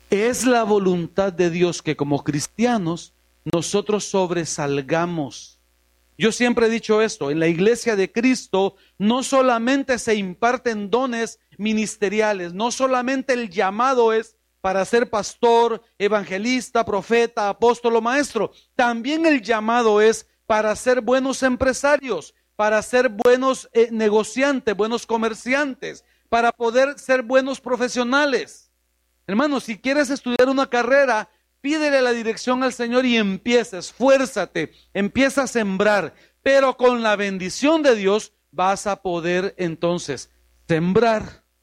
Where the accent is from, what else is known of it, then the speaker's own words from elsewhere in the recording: New York, United States; born there; Para los que nacimos allá en Nueva York es más fácil decirlo así en inglés, perdón.